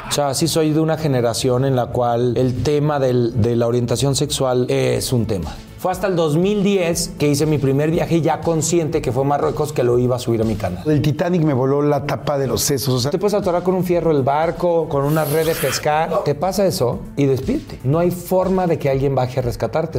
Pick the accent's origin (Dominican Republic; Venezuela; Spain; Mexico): Mexico; Tepatitlán, Jalisco; moved away as an adult; now in Mexico City, Mexico; Los tacos al pastor de mi tierra, que yo soy de Tepatitlán, Jalisco